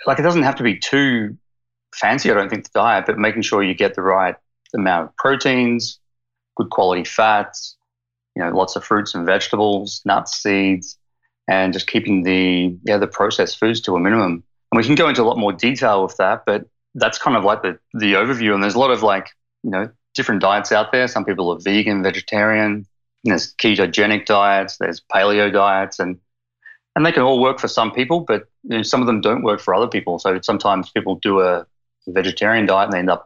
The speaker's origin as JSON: {"language": "English", "town": "Melbourne", "region": "Victoria", "country": "Australia", "tie": "born or raised there", "also_born_or_lived": "Queensland, Australia", "accent": "Aussie", "moved": "as an adult", "lives_now": "Victoria, Canada", "said": "I grew up in Melbourne, Australia, in Queensland, and I've only been over here for 3 years, so I've kept the Aussie accent"}